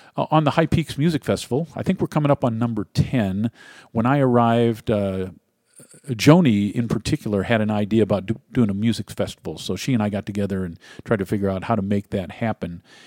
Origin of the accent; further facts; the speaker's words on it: Ohio, United States; moved away; my home state of Ohio